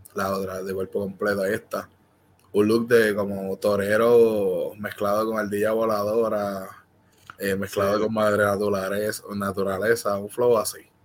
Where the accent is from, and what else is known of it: Puerto Rico